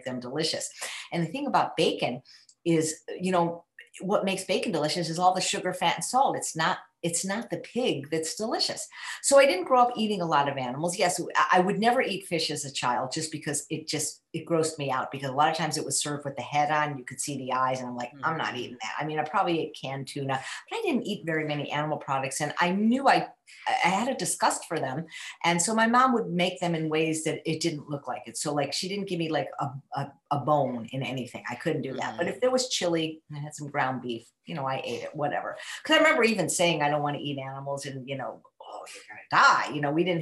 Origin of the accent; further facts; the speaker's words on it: Chicago, Illinois, United States; So I was born in 1960 in Chicago to a morbidly obese mother and a normal weight father.